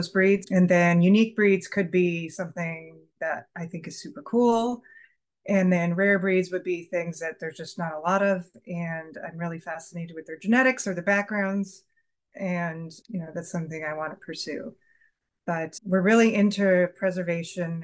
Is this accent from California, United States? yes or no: yes; Southern California, United States; moved away as an adult; now in Vermont, United States; We're from California